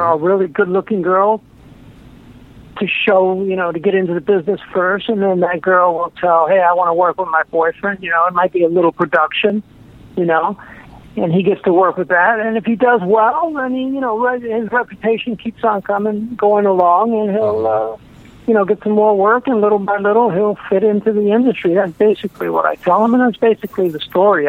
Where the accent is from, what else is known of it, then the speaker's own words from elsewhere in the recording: New York, United States; moved away as an adult; now in California, United States; I'm originally from New York